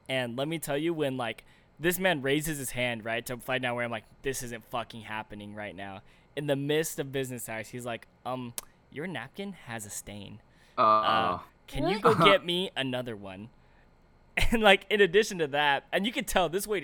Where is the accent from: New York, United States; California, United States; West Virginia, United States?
California, United States; Chino Hills; now in Newport Beach area, United States; I'm from Chino Hills